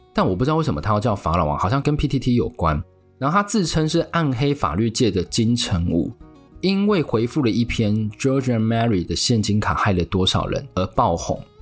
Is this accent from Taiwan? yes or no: yes; Taiwan; 我们台湾人